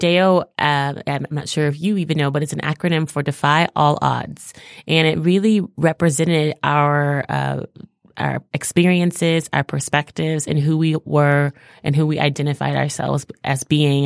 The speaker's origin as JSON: {"language": "English", "town": "Houston", "region": "Texas", "country": "United States", "tie": "born or raised there", "also_born_or_lived": "New York City", "moved": "as an adult", "lives_now": "Detroit, United States", "said": "I'm actually originally from Houston, Texas. I grew up in Texas"}